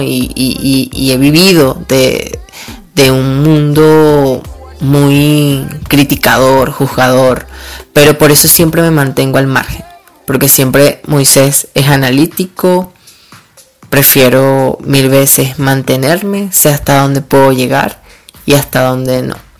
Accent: Duaca, Lara, Venezuela; also born or lived in Barquisimeto / Caracas; vengo de un pueblo del estado Lara, que se llama Duaca. Siempre voy a ser orgulloso porque aquí he vivido, aunque nací en Barquisimeto.

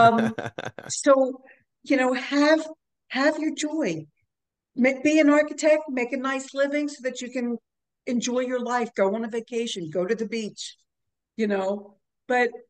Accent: New York, United States; I'm from New York

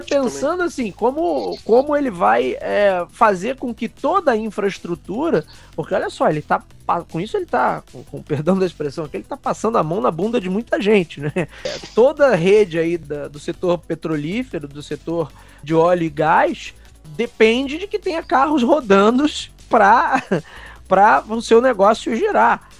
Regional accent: Rio de Janeiro, Brazil; Eu e Renan somos aqui do Rio de Janeiro

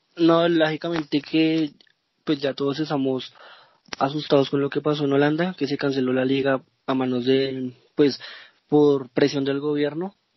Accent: Bogotá, Colombia; soy de Bogotá, Colombia

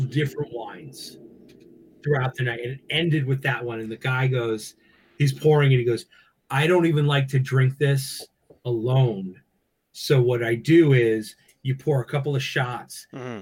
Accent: Long Island, New York, United States; growing up on Long Island, you're an East Coast guy.

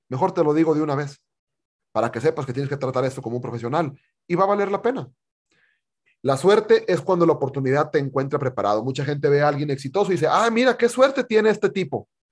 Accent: Monterrey, Nuevo León, Mexico; Yo soy de Monterrey

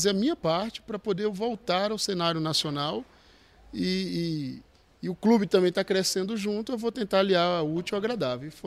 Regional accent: Northeast Region, Brazil; eu tive que me adaptar às condições daqui, o futebol daqui, que eu vim do Nordeste, então futebol diferente, o clima diferente.

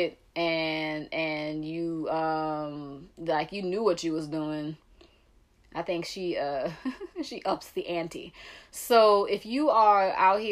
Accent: New Orleans, Louisiana, United States

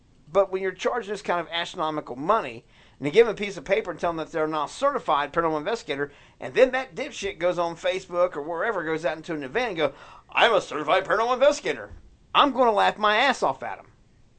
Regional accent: United States; dude, I pay my taxes. I'm free American.

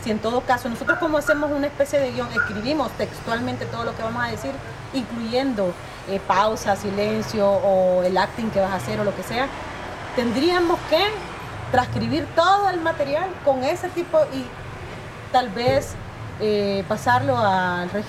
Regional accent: Soyapango, San Salvador, El Salvador; vengo de Soyapango

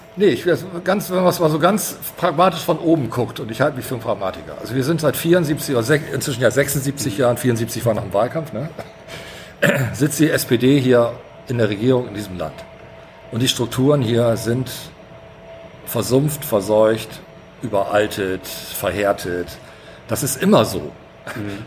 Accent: Bremen, Germany; ich bin in der Neustadt geboren tatsächlich. Ich habe da die ersten Jahre gelebt, bis, bis zur dritten Klasse

